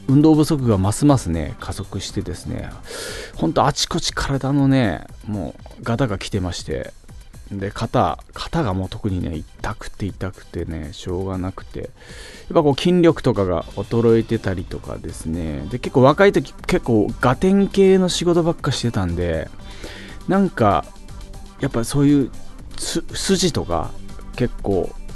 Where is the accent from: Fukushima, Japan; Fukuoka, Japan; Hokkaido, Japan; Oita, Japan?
Fukuoka, Japan; moved away as an adult; now in Tokyo, Japan; 福岡人、 福岡県人目線で